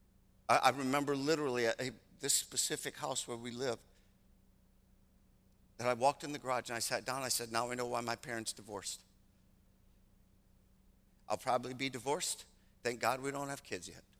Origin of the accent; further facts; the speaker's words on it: Michigan, United States; moved away; I'm originally from Michigan